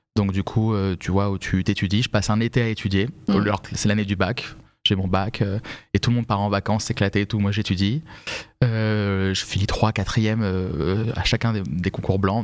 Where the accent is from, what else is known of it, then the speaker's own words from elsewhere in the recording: Vincennes, Île-de-France, France; J'ai grandi à Paris. J'ai grandi à Vincennes, en réalité